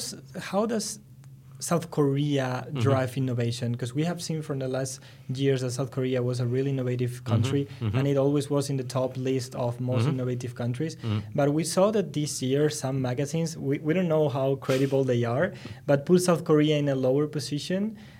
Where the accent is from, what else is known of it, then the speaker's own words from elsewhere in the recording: Spain; No, I'm from Spain.